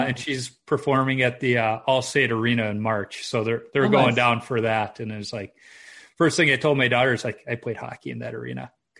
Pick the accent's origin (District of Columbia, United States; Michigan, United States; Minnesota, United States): Minnesota, United States; I know how to drive in the snow because I'm a Minnesotan.